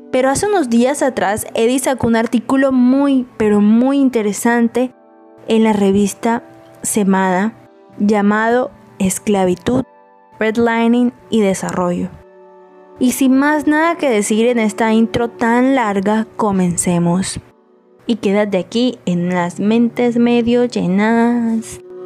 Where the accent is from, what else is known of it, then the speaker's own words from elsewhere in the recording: Colombia; como colombianos